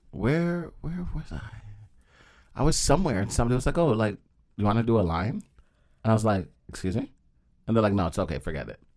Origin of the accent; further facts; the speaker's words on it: Toronto, Ontario, Canada; I'm from Toronto, my city